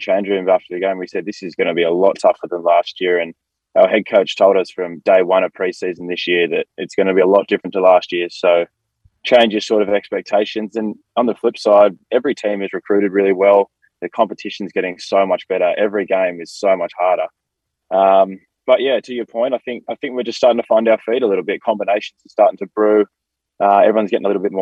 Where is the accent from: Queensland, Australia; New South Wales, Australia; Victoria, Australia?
New South Wales, Australia; Sydney; moved away as an adult; now in Los Angeles, United States; I'm originally from Sydney, Australia, so it's very much like home in many ways.